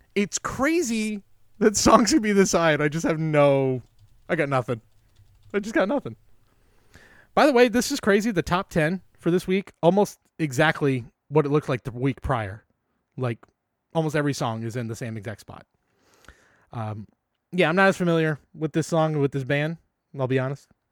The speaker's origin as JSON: {"language": "English", "town": "San Jose", "region": "California", "country": "United States"}